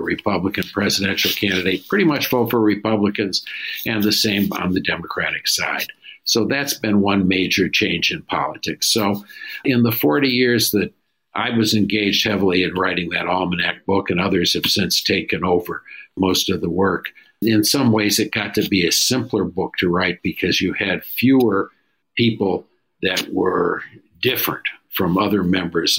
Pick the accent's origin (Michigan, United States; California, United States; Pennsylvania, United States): Michigan, United States; my home state of Michigan